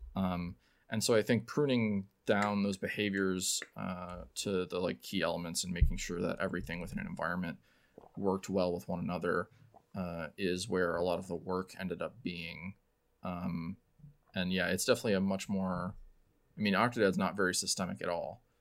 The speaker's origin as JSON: {"language": "English", "region": "Illinois", "country": "United States", "lives_now": "Chicago, United States", "said": "I moved here in about 2009 for school, um, and have been here ever since"}